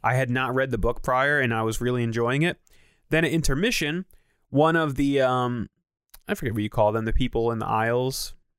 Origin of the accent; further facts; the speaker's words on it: Naugatuck, Connecticut, United States; my hometown of Naugatuck